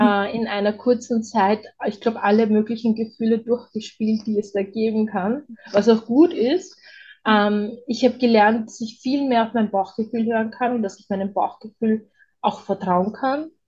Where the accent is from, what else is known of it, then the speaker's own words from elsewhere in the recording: Vienna, Austria; ich bin ja aus Wien und bei uns ist es das so